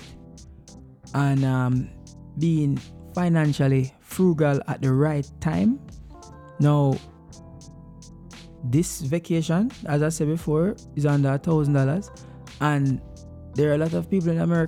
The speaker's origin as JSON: {"language": "English", "country": "Jamaica", "moved": "yes", "lives_now": "United States"}